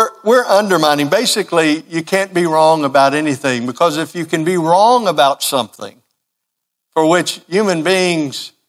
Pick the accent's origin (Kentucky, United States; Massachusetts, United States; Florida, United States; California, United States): Kentucky, United States; growing up in Kentucky